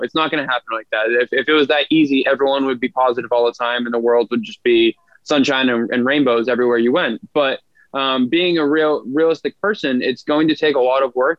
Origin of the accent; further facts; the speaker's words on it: just outside of Boston, Massachusetts, United States; now in Long Beach, United States; I'm originally from Boston, well, just outside of Boston, Massachusetts